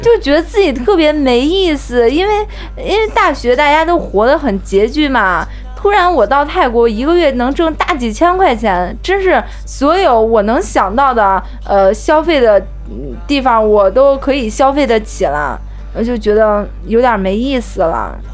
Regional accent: China; also born or lived in Udon Thani, Thailand; 我们中国四个中国老师

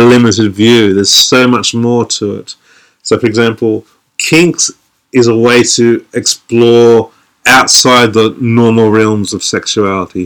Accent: Sydney, New South Wales, Australia; now in London, United Kingdom; I'm from Australia. I'm from Sydney, Australia, but now I live in London.

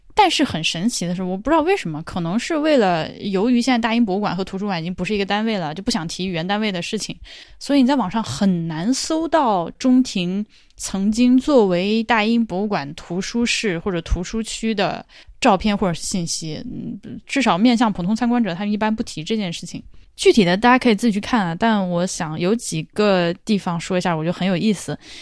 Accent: China; 我作为一个中国人，作为一个游客

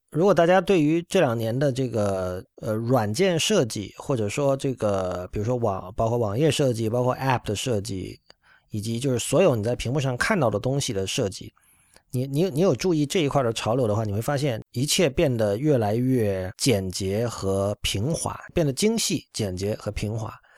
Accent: China; 我们身为中国人意味着什么

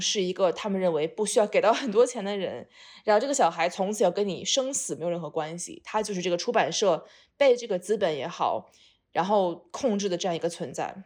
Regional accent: China; 我是一个堂堂正正的中国人

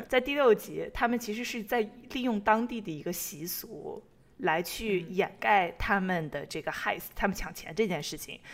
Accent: Taiyuan, Shanxi, China; 我们太原人

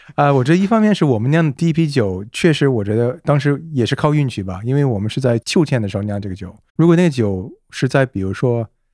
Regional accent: Canada; Chinese is a second language; moved away as an adult; now in Beijing, China; 我是在加拿大初创长大 我父母都是中国人，我的爸是香港，然后我妈是上海人

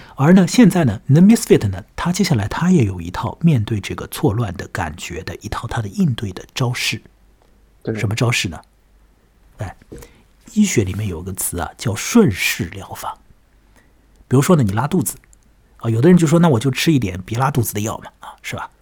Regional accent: China; 我们中国人有一句话叫做临时抱佛脚嘛

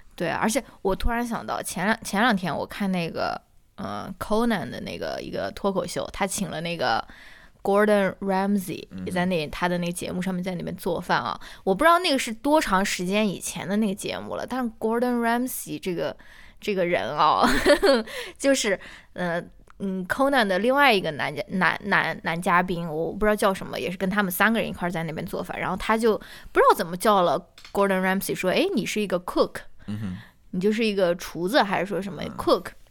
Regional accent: China; now in United States; 就说是我们中国人可能会。

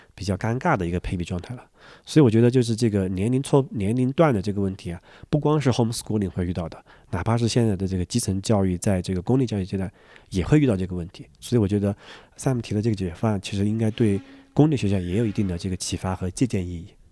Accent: Sichuan, China; moved away; 我的老家，是在四川的一个， 一个小县城的一个乡下

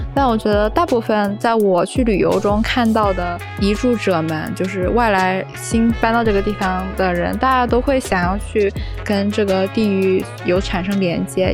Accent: Shenzhen, Guangdong, China; moved away as an adult; also born or lived in Tokyo, Japan; now in Chiba, Japan; 我从深圳从小生活长大的

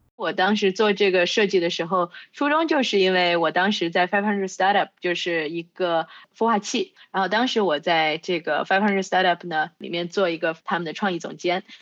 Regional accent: China; 我是在中国出生长大的

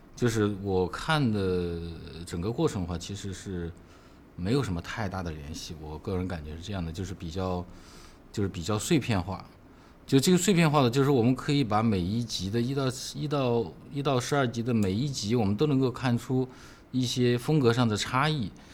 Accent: China; 我是一个中国人

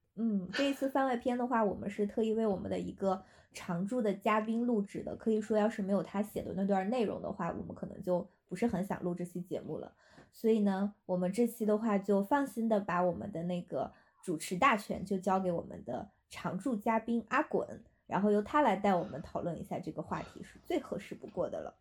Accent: Shandong, China; 我来自山东

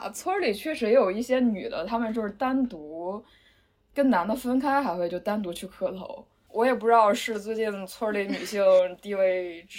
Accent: Shandong, China; 我作为山东代表，先给大家磕一个吧。

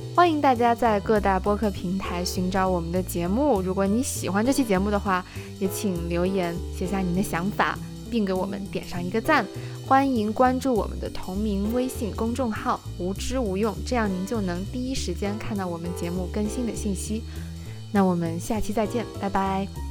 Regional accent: China; 我作为中国人

